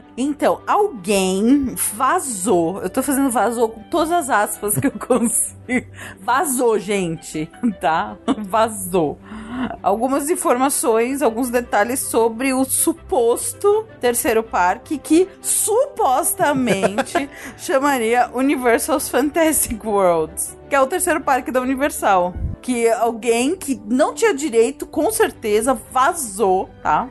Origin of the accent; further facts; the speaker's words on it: Brazil; a gente é brasileiro e brasileiro